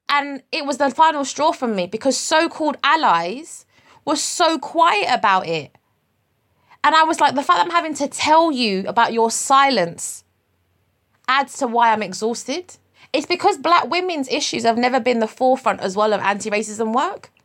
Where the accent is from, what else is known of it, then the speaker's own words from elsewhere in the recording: United Kingdom; I'm British Nigerian.